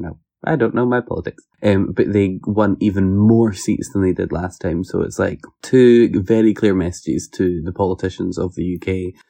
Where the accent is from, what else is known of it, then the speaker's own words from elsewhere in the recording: Scotland, United Kingdom; if I say I'm from Scotland, I get treated a lot better than if I say I'm from the U K